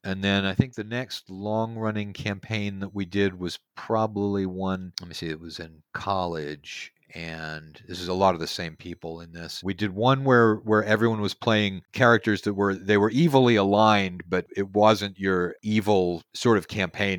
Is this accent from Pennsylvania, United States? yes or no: no; Houston, Texas, United States; now in Cottonwood, United States; I'm from Houston, Texas originally.